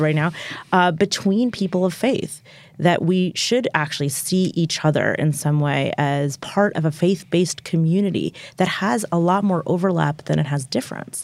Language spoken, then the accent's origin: English; United States; I'm an American Jew